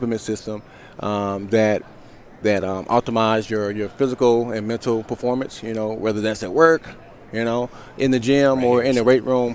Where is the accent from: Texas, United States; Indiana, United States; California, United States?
Texas, United States; Palestine; I'm from Palestine, Texas